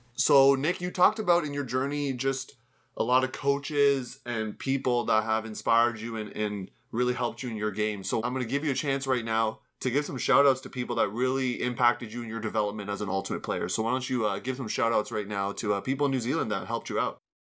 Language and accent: English; Canada; my home country there of Canada